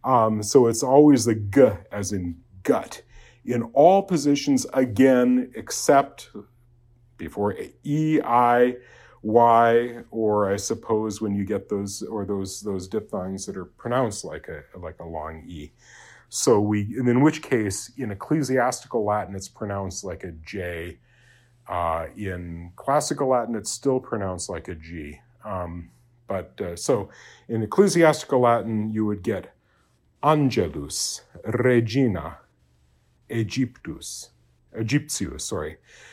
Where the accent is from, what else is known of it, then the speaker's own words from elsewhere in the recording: Japan; it's a sound that I grew up in Japan, and you have that tap R in Japanese, and so it's very easy for me to do it.